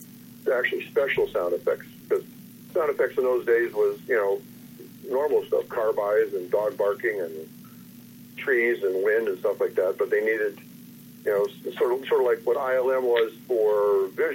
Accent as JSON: {"language": "English", "region": "Ohio", "country": "United States", "said": "I'm from Ohio"}